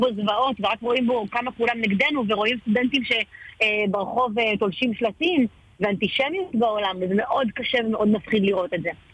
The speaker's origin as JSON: {"language": "Hebrew", "town": "Ashkelon", "region": "Southern District", "country": "Israel", "said": "אני אשקלונית אה, גאה"}